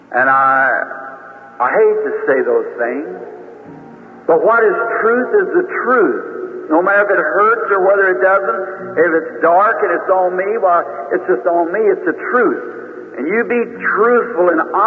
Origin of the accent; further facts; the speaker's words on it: Utica Pike, Indiana, United States; also born or lived in Kentucky; the Utica Pike where we moved to from Kentucky to Indiana, right on the river road